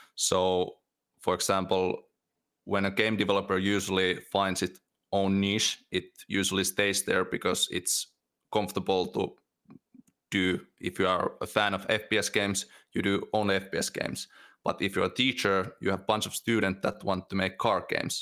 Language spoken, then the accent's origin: English; Finland; I, I lived near those places and near the Russian border for most of my life